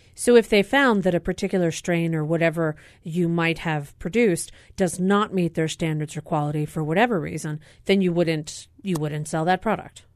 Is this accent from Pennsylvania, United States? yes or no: yes; Pennsylvania, United States; moved away; my home state of Pennsylvania